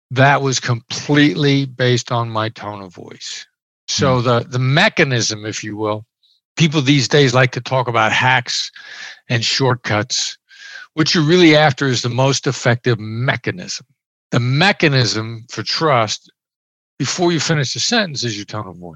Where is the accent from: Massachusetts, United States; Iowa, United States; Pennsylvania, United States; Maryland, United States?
Iowa, United States; I grew up in Iowa. I'm a small town Iowa boy. I know I know the accent doesn't sound like it, but I grew up in small Midwestern town.